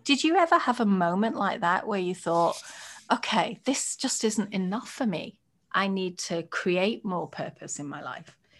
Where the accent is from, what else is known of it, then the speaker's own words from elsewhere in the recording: United Kingdom; moved away as an adult; now in United States; I'm a British white woman